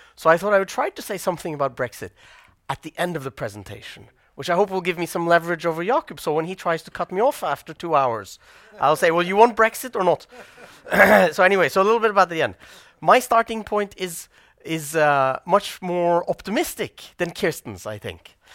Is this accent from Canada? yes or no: no; Norway